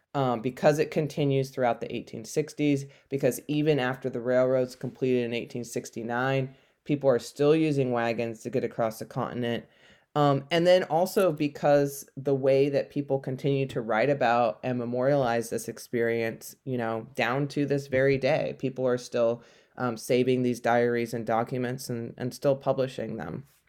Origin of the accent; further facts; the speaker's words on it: California, United States; I grew up in California